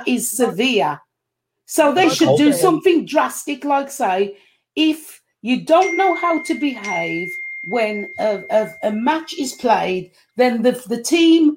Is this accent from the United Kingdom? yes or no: yes; England, United Kingdom; I'm English